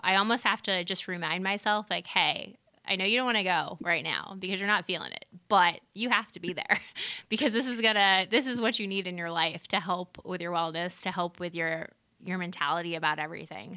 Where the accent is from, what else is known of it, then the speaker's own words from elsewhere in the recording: Massachusetts, United States; born and raised in Massachusetts for the most part